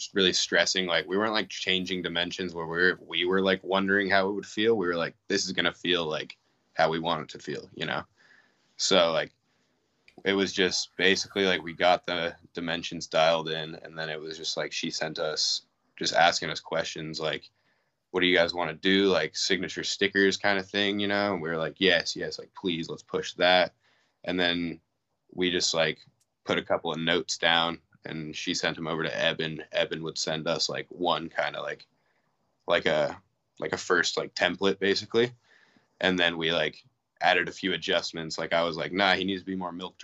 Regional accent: Reno, Nevada, United States; I grew up in Reno, Nevada, which is like 4 hours from the Bay

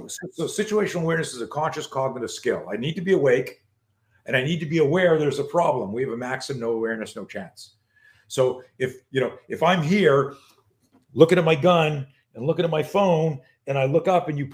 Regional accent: Canada; moved away as an adult; now in United States; I grew up in Canada

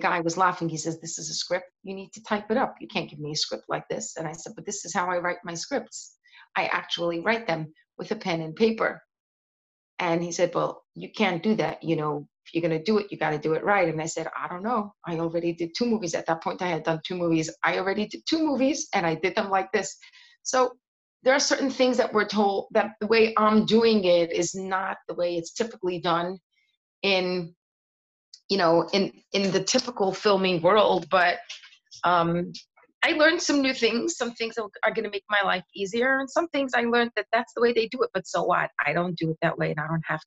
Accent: New York City, New York, United States; I grew up in Seagate

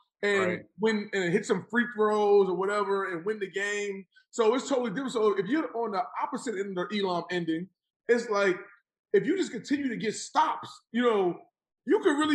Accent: New York City, New York, United States; I grew up in Jamaica, Queens

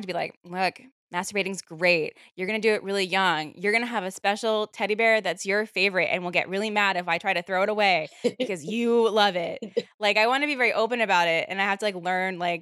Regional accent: Virginia, United States; I'm from Virginia

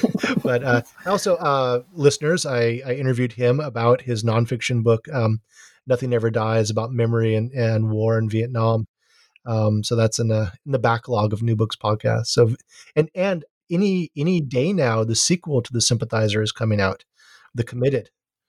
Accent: Hawaii, United States; now in Santa Cruz, United States; And I live in Santa Cruz and I'm from Hawaii.

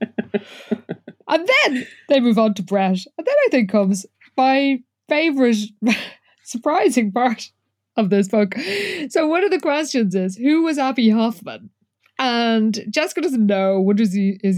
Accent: Ireland; speaking as an Irish person

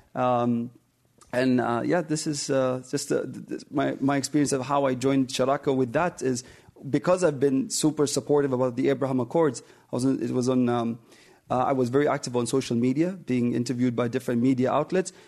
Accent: United Arab Emirates; I'm from the United Arab Emirates

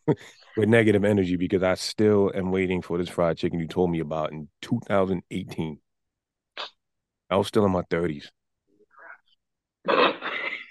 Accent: New York City, New York, United States; from the Bronx

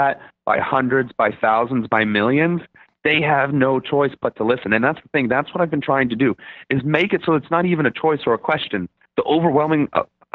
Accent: Germany; now in United States; I'm from Germany originally.

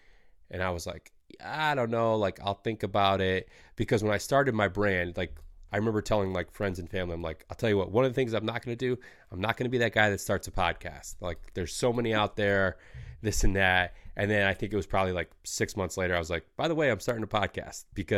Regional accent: Michigan, United States; Like growing up in Michigan, like I always, I didn't have a ton of time to do it with like sports and stuff like that.

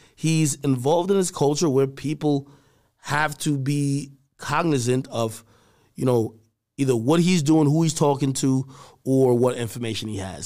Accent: Jamaica; moved away; my family from a third world country, Jamaica, and I was born there

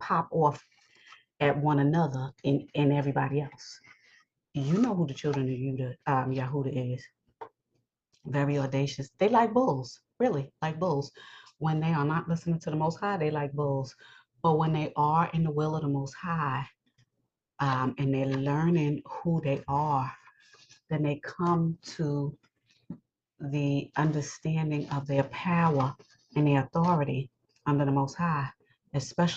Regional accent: New York, United States; I live in New York. I'm a New Yorker

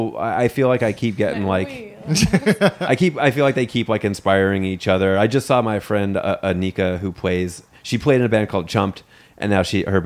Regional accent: New York City, New York, United States; I grew up in Staten Island, New York, which gets shit on a lot for appropriate reasons.

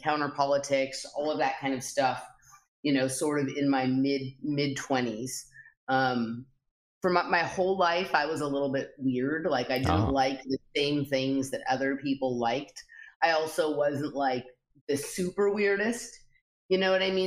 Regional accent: Los Angeles, California, United States; I grew up in Los Angeles, California

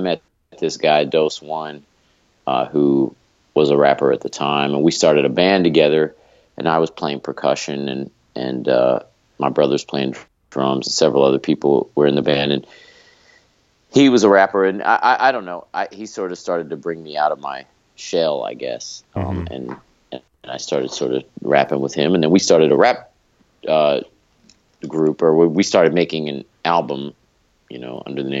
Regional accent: Cincinnati, Ohio, United States; I grew up in Cincinnati, Ohio

